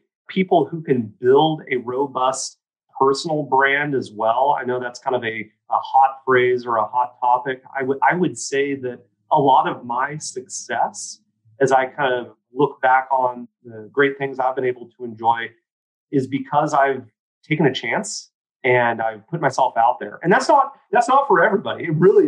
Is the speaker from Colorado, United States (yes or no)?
no; Oregon, United States; I'm a kid from small town. I'm from St. Louis, Oregon, you know, the capital of the state of Oregon, grew up on 3.5 acres